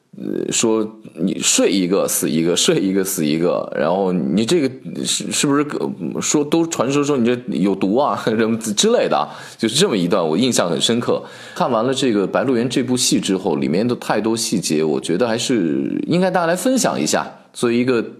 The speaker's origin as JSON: {"language": "Chinese", "region": "Shaanxi", "country": "China", "tie": "born or raised there", "moved": "yes", "said": "我们陕西人吃面的时候饭量都挺大的"}